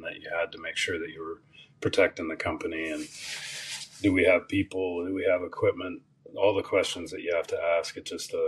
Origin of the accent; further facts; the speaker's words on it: Olympic Peninsula, Washington, United States; moved away as an adult; also born or lived in Ellensburg, Washington; now in Texas, United States; I grew up on the Olympic Peninsula in Washington State.